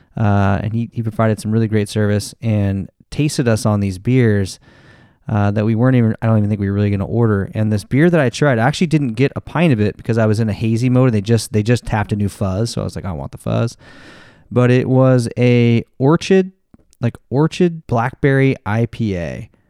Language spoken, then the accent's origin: English; Longview, Washington, United States; moved away; Ashtown Brewing from my, my hometown brewery